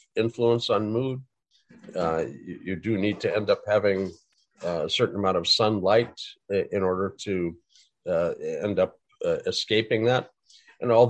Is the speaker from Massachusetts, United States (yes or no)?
no; Fargo, North Dakota, United States; I grew up in Fargo.